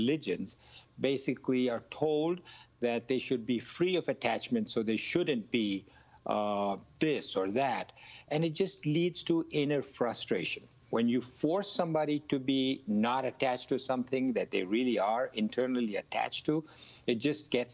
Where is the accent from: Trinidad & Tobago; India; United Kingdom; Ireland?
India; I grew up in India